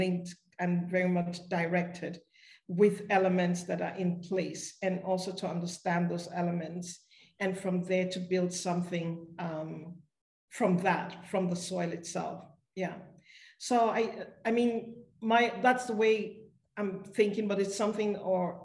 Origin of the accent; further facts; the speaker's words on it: Uyo, Akwa Ibom, Nigeria; my village, in my hometown, in Uyo and in Akwa Ibom state in Nigeria